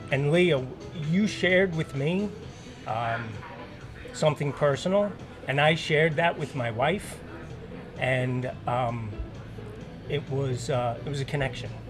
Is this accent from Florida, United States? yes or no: no; New York City, New York, United States; I'm a fireman from New York City, and not many people can do that.